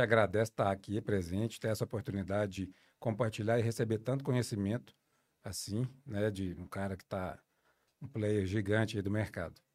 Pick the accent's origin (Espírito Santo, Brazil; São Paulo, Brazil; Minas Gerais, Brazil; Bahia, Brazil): Minas Gerais, Brazil; Dores do Indaiá; eu venho do interior de Minas, de Dores do Indaiá